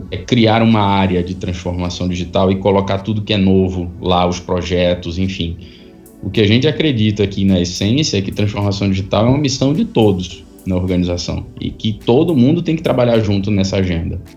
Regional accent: Recife, Pernambuco, Brazil; Eu nasci em Recife e lá passei boa parte da minha vida. Fiz a, a universidade lá.

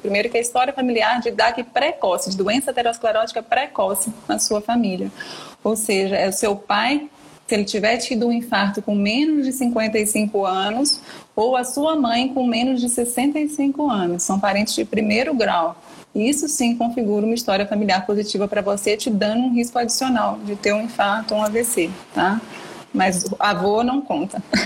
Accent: Minas Gerais, Brazil; moved away as an adult; now in São Paulo, Brazil; sou de Minas e vim para São Paulo para fazer residência médica, né? Hoje eu tô morando aqui, moro aqui já há 10 anos

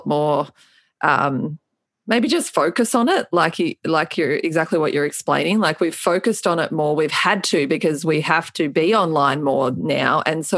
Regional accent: Melbourne, Victoria, Australia; moved away; my hometown in Melbourne, Australia

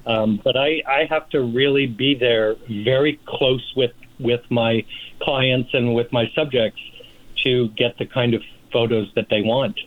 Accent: Rochester, New York, United States; now in Palm Springs, United States; I'm from Rochester, New York originally, and my dad worked for Eastman Kodak for 35 years.

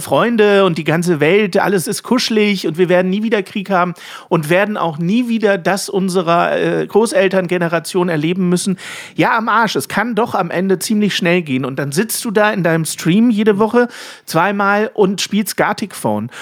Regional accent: Germany; als Deutsche

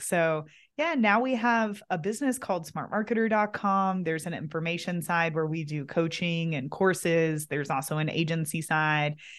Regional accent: Kentucky, United States; moved away as an adult; it's been fun to come back and be in my hometown, be with my family again

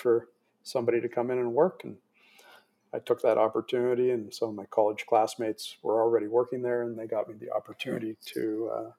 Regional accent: Toronto, Ontario, Canada; growing up in Toronto

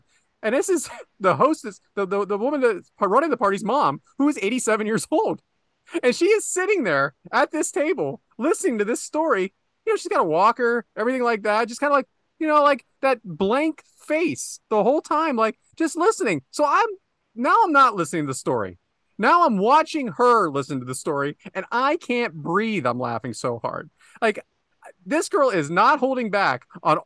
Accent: Western Pennsylvania, United States; I'm from Western Pennsylvania.

